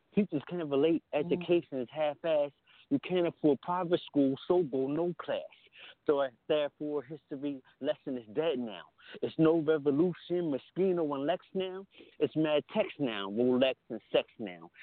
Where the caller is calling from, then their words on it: Camden, New Jersey, United States; I'm calling from Camden, New Jersey